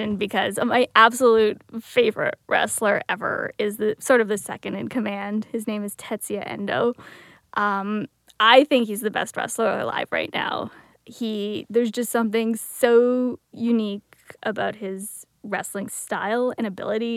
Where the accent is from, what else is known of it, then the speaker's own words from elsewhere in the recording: Welland, Ontario, Canada; I grew up in Welland, so it was like a 20-minute drive from WWE Niagara Falls